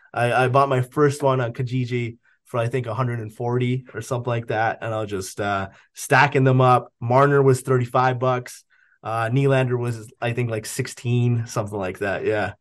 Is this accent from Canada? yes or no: yes; Canada; I'm Canadian.